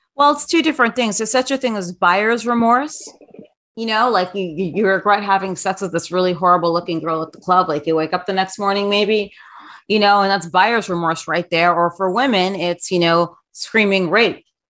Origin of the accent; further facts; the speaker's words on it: New York, United States; I grew up in New York. I'm a New Yorker.